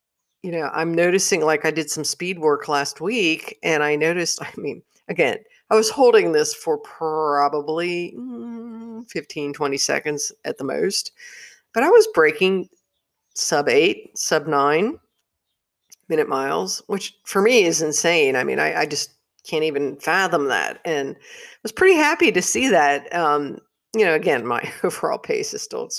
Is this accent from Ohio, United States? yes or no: yes; Cincinnati, Ohio, United States; moved away; being from Cincinnati, which is not too far away.